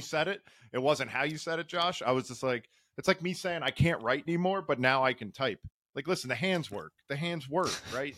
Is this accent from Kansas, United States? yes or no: no; Philadelphia, Pennsylvania, United States; I stick with my hometown favorite. It's Del Sandro's